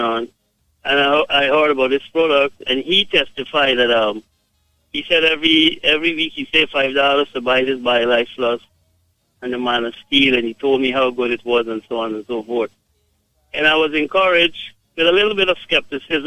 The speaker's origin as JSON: {"language": "English", "country": "Guyana", "said": "I am from Guyana, but my wife is from Jamaica"}